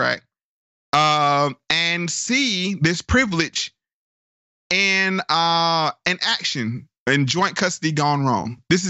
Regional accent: Durham, North Carolina, United States; my hometown of Durham, North Carolina.

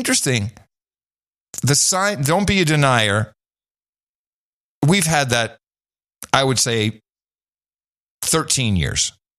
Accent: Canada; now in United States; I am a Canadian exiled in Florida.

